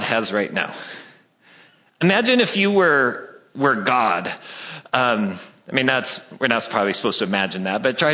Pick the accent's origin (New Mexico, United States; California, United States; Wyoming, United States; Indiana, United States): Wyoming, United States; I'm from Wyoming